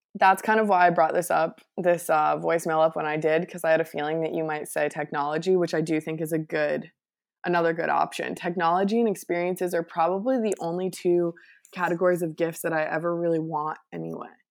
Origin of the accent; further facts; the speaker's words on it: Connecticut, United States; I grew up in Connecticut